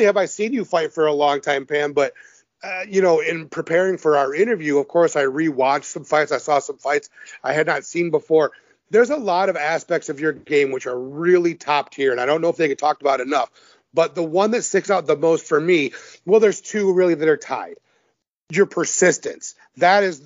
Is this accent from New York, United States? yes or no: no; Detroit, Michigan, United States; I'm from Detroit.